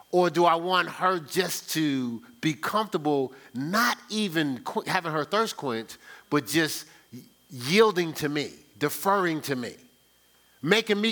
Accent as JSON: {"language": "English", "town": "Newark", "region": "New Jersey", "country": "United States", "said": "I'm from Newark, New Jersey"}